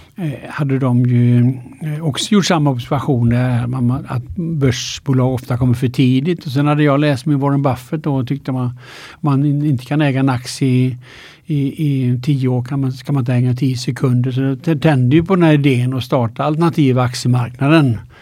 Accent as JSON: {"language": "Swedish", "town": "Alingsås", "region": "Västra Götaland", "country": "Sweden", "tie": "born or raised there", "also_born_or_lived": "Linköping / United States", "moved": "yes", "lives_now": "Stockholm, Sweden", "said": "Jag är född i Allingsås då, eh, Västergötland."}